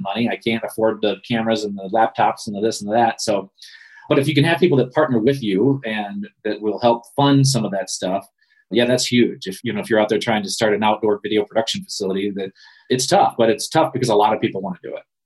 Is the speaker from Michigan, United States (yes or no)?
yes; Ludington, Michigan, United States; I grew up in Ludington